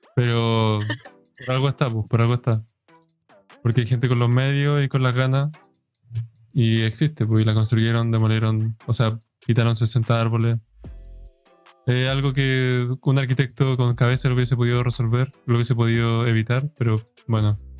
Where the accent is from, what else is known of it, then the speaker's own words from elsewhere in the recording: Chile; aquí en Chile